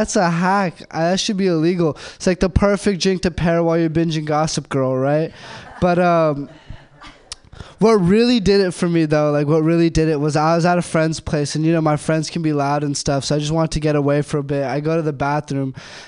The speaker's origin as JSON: {"language": "English", "country": "India", "said": "I'm Indian. So that means I'm good with computers."}